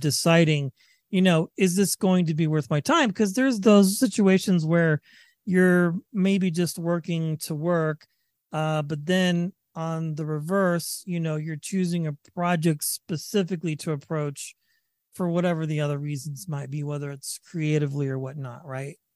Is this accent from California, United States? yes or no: yes; Northern California, United States; moved away as an adult; also born or lived in Vacaville, California; now in Colorado, United States; I'm from Northern California as well.